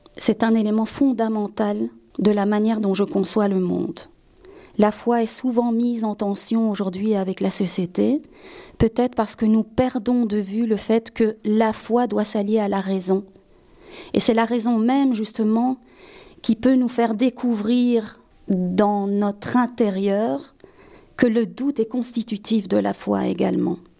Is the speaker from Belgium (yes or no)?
yes; Belgium; also born or lived in Spain; En tant qu'Espagnol d'origine, qui a été élevé par un père en tout cas un beau-père belge, qui a grandi en Belgique